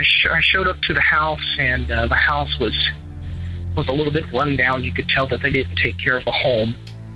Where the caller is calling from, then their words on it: Eastern Kentucky, United States; I'm calling from Eastern Kentucky.